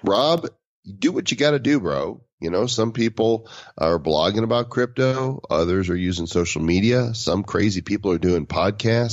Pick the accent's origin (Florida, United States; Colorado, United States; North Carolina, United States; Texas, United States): Colorado, United States; Denver; my hometown in Denver, in the center of the United States